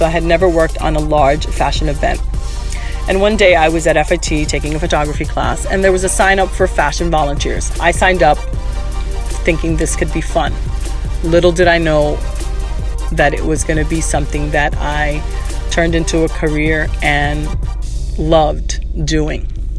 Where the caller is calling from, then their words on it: Miami, Florida, United States; I'm calling from Miami